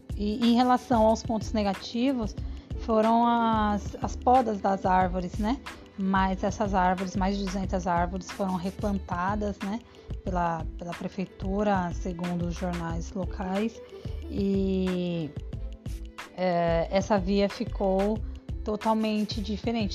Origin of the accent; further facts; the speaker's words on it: São Paulo, Brazil; moved away as an adult; now in Aracaju, Brazil; Sou paulista, viemos passear aqui nessa cidade em 2010, nos apaixonamos. Em 2013, já voltamos para morar.